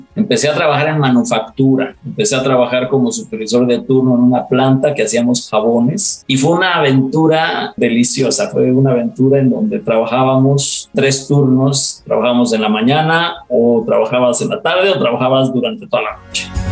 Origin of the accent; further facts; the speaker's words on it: Mexico City, Mexico; Somos eh, una familia que yo nací en la Ciudad de México